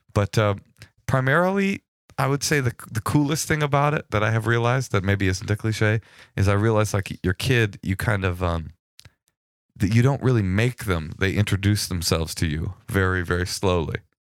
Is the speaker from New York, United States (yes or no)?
no; the Bay Area, California, United States; I'm from the Bay.